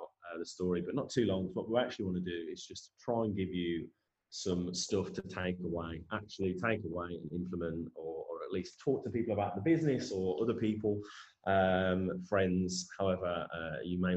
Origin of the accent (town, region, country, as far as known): Tamworth, West Midlands, United Kingdom; born or raised there